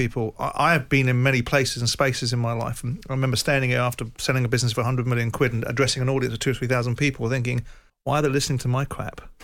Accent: Croydon, London, United Kingdom; I come from Croydon. I come from a two up, two bedroom house with a father that was a printer

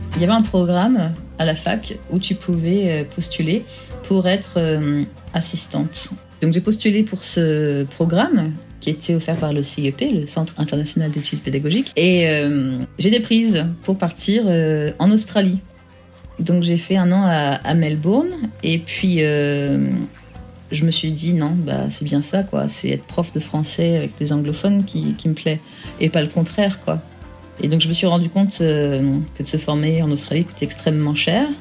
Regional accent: France; now in England; Je suis française

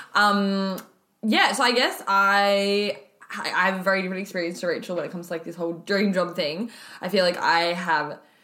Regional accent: Alice Springs, Northern Territory, Australia; moved away as an adult; now in Melbourne, Australia; I was actually born and raised in Alice Springs in the Northern Territory, and I moved to Melbourne six years ago for uni.

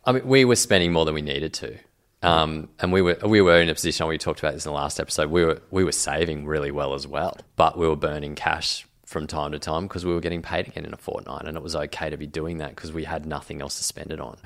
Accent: Grafton, New South Wales, Australia; I grew up in Grafton

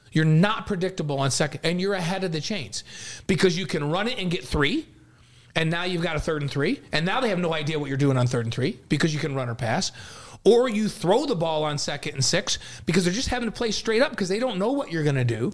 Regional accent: New York, United States; moved away; growing up in New York as a Giants guy

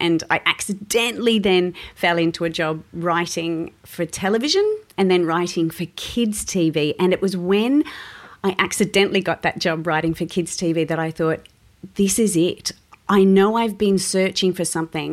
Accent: Sydney, New South Wales, Australia; I grew up in Western Sydney

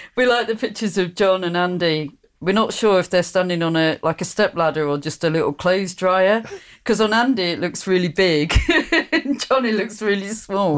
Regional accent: Hertfordshire, East of England, United Kingdom; moved away; also born or lived in Sheffield; growing up in Hertfordshire

